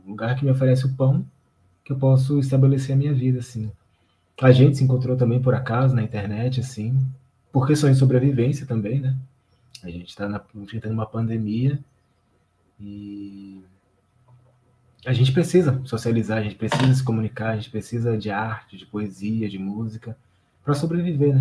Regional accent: Brazil; a gente se sente brasileiro

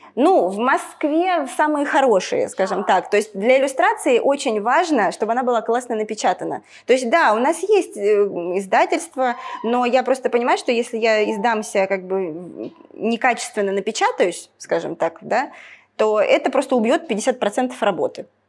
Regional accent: Ukraine; moved away as an adult; я с Украины, когда переехала, в Украине я когда жила

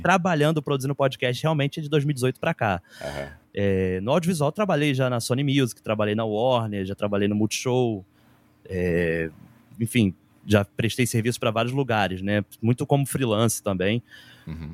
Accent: Rio de Janeiro, Brazil; eu morava em Bangu, cresci em Bangu, bairro da Zona Oeste do Rio de Janeiro

